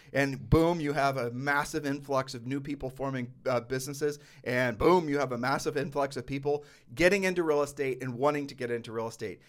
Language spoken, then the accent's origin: English; Ohio, United States; moved away; we're from Ohio